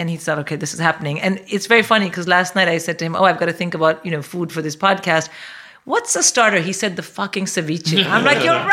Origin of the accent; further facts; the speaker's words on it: India; now in England, United Kingdom; I grew up in India